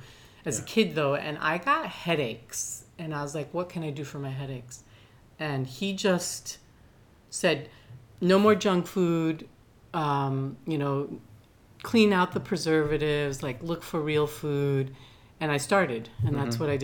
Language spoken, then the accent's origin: English; Veracruz, Mexico; born there; moved away; My dad was no longer, I was born in Veracruz in Mexico.